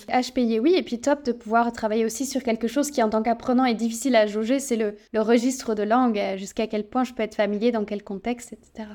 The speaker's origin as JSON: {"language": "French", "country": "France", "said": "on est beaucoup de Français"}